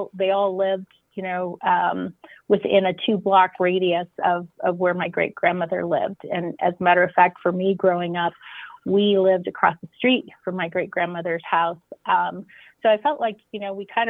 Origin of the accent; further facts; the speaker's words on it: Boulder, Colorado, United States; I was born in Boulder